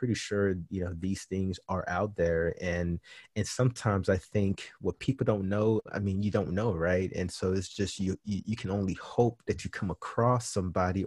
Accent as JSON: {"language": "English", "town": "Miami", "region": "Florida", "country": "United States", "moved": "yes", "lives_now": "Denton, United States", "said": "originally I'm from Miami, Florida"}